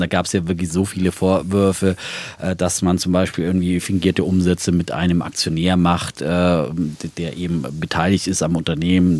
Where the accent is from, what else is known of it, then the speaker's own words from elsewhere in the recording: Hohenlohe Franconia, Baden-Württemberg, Germany; meiner fränkischen Heimat, ja, aus dem hoheloischen äh, Frankenland, ähm, das zu Baden-Württemberg